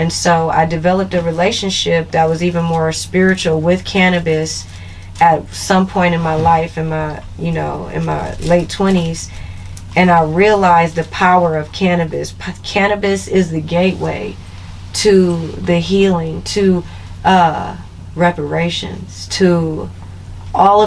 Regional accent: Los Angeles, California, United States; also born or lived in New Orleans, Louisiana; I'm from Los Angeles. From the Crenshaw District

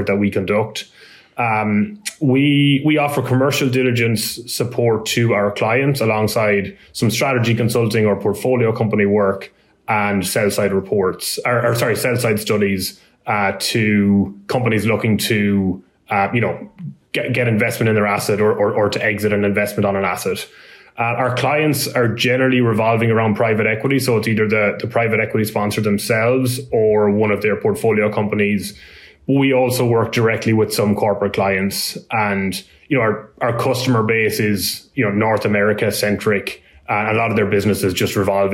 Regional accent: Ireland; moved away as an adult; also born or lived in Dublin, Ireland; now in United States; my accent isn't a US accent. I'm from Ireland originally, and I've been working in asset management in a company in Dublin

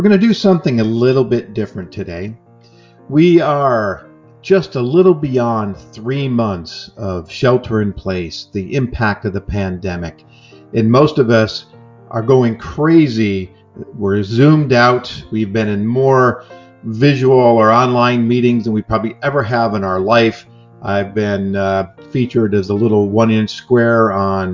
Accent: New York, United States; moved away as an adult; now in California, United States; I'm from New York and I came to California

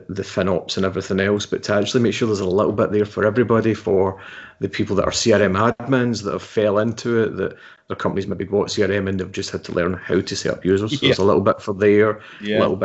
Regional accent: Scotland, United Kingdom; We're Scottish.

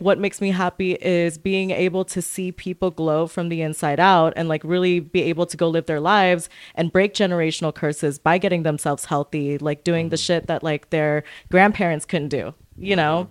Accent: Santa Fe, New Mexico, United States; also born or lived in Orange County, California / West Covina, California / Lancaster, California; now in Long Beach, United States; I was born in Santa Fe, New Mexico.

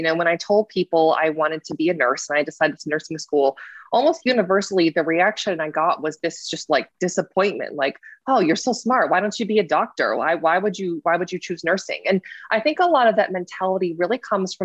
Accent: East Lansing, Michigan, United States; I grew up in Michigan. I grew up in East Lansing, Michigan

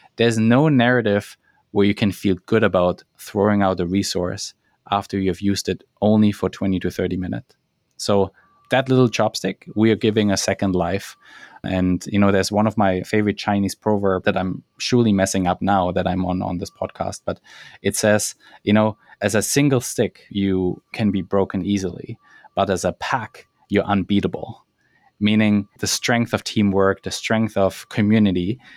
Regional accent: German Alps, Bavaria, Germany; English is a second language; moved away as an adult; now in Vancouver, Canada; I am German. I grew up in in the German Alps and a small village of sixty people.

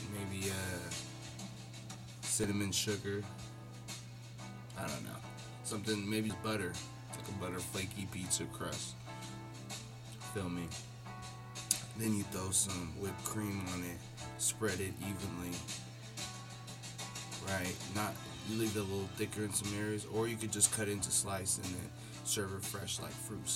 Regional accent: Seattle, Washington, United States; the Northwest region where I grew up

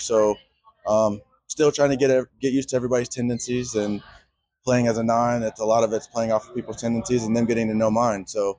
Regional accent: the South, United States; Y'all know I'm from the South, Southern hospitality, military family.

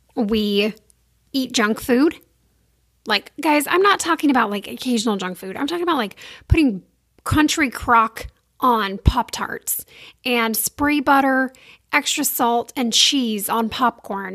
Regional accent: Sacramento, California, United States; I grew up in Sacramento, California

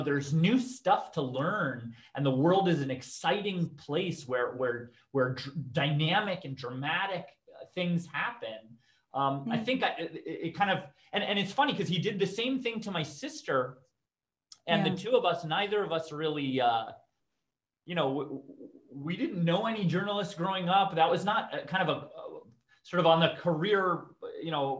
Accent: Canada; I grew up in Canada, to both my parents are immigrants

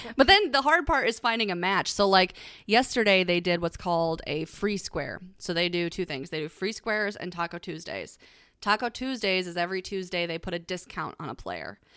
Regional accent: Ohio, United States; We're from Ohio

